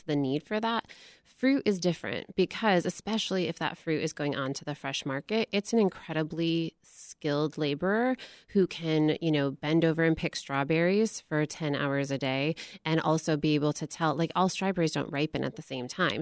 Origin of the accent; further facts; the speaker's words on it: Michigan, United States; I grew up in Michigan, and Michigan is the second most agriculturally diverse state in the nation